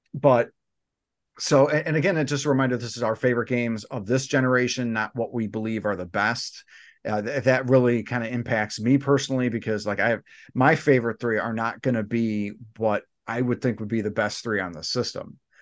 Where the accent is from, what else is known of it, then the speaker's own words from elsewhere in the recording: United States; we're all from the United States